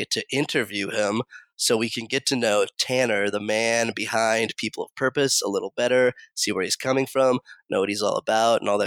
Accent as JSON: {"language": "English", "town": "Topeka", "region": "Kansas", "country": "United States", "tie": "born or raised there", "also_born_or_lived": "Thailand", "said": "We're both from Topeka, Thailand. We both taught in Thailand"}